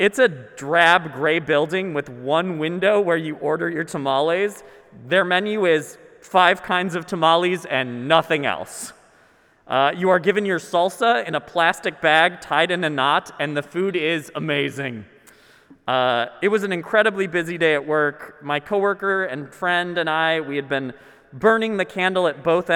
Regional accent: Minnesota, United States; I'm Minnesotan

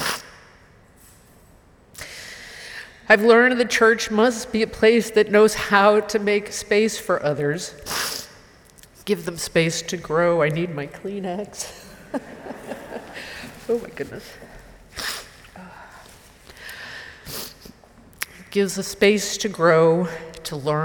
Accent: Marlborough, Massachusetts, United States; born or raised there

